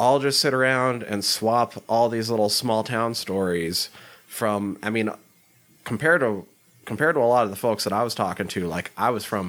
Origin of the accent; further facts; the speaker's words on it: small town Montana, United States; also born or lived in Dillon, Montana; I am from small town Montana. Very small town. Much smaller than Letterkenny.